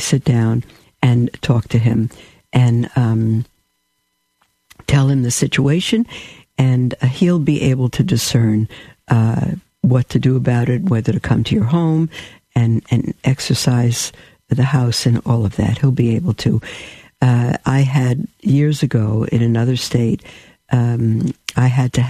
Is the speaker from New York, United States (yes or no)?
yes; New York City, New York, United States; I'm from a New York. I'm a New Yorker. I'm a Brooklyn bum